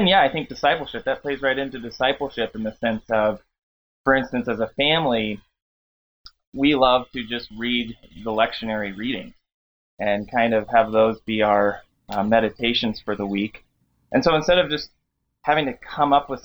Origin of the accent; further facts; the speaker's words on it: Gretna, Nebraska, United States; I grew up there in Nebraska. I grew up in Gretna